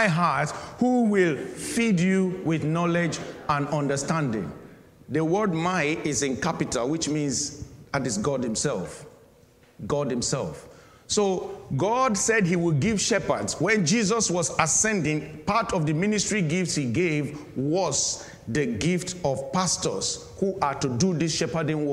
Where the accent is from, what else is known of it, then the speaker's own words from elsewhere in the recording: Nigeria; moved away as an adult; now in United Kingdom; I am a Nigerian as well.